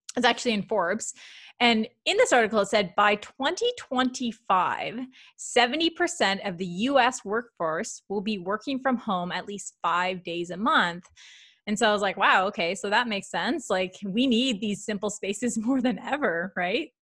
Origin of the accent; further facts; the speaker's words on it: Canada; I'm very Canadian